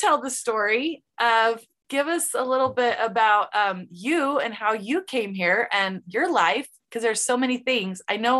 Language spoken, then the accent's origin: English; Provo, Utah, United States; first language English; also born or lived in Mexico; growing up where I grew up in Provo